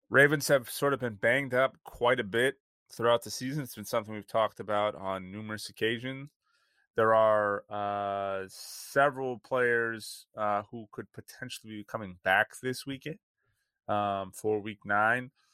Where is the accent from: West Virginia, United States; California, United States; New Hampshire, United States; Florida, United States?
California, United States; I'm from California